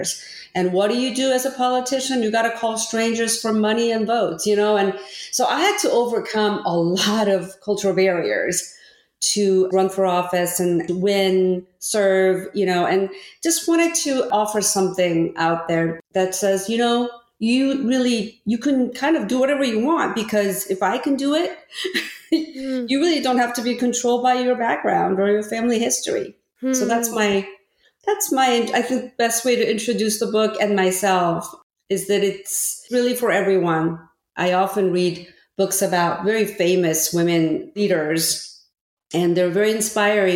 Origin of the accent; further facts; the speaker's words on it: Orange County, California, United States; first language Korean; English is a second language; also born or lived in Korea; my family immigrated from Korea to California. And I didn't speak any English and grew up in Orange County